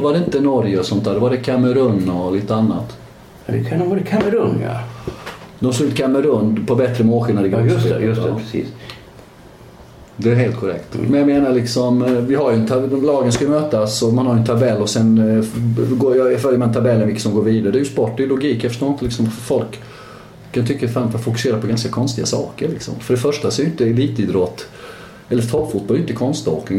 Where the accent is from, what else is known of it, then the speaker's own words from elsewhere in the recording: Sweden; jag är ju fortfarande svensk först och, först och främst